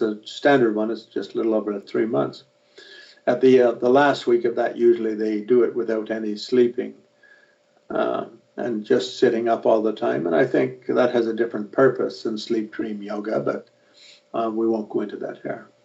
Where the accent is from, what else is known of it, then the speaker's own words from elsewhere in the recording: Ireland; I'm an Irishman